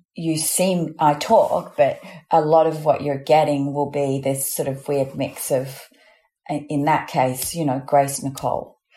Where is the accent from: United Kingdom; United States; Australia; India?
Australia; accent: Australian; I don't use my Australian accent at all